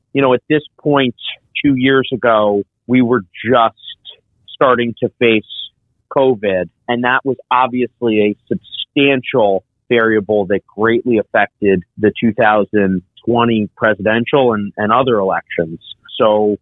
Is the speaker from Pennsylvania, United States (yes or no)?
yes; Pennsylvania, United States; my home state of Pennsylvania, in Pittsburgh